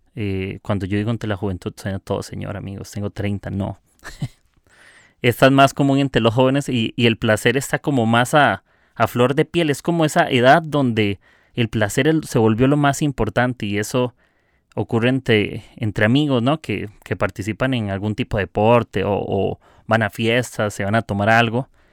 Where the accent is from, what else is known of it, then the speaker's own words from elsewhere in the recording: Costa Rica; soy de Costa Rica